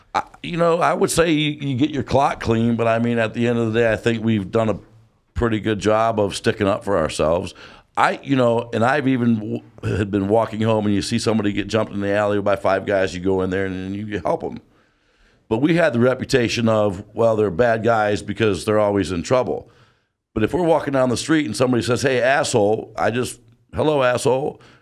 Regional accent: Detroit, Michigan, United States; we're from Detroit, and we've been Lions fans.

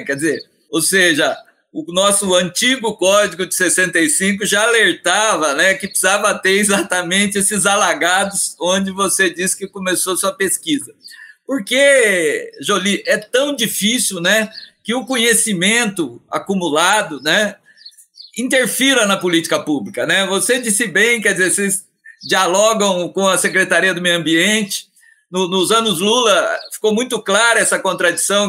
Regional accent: Varginha, Minas Gerais, Brazil; lá em Varginha, minha cidade natal

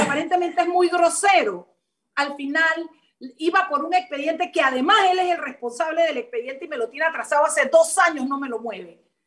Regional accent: Chiriquí, Panama; los chiricanos nos quedamos por fuera, hermana, porque no somos panameños

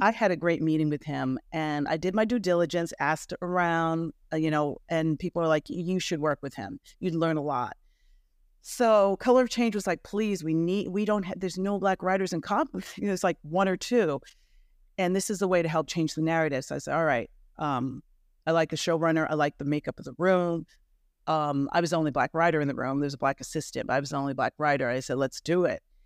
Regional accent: New York, United States; moved away; I'm from New York originally

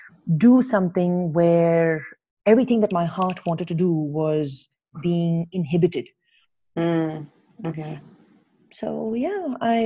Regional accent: Kuwait; moved away as an adult; also born or lived in Ukraine; now in Bangalore, India; I was born and raised in Kuwait

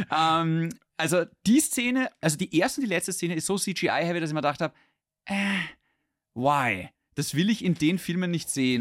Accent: Austria; bei uns in Österreich

